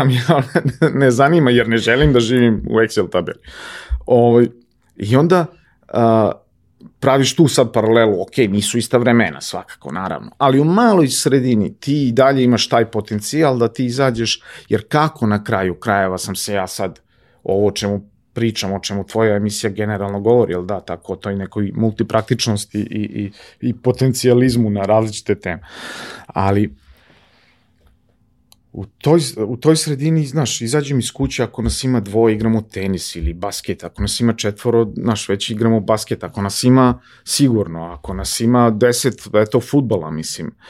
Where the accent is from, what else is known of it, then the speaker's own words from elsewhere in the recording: Topola, Šumadija, Serbia; now in Belgrade, Serbia; odrastao sam na Oplencu, Oplenac je divno mesto za odrastanje.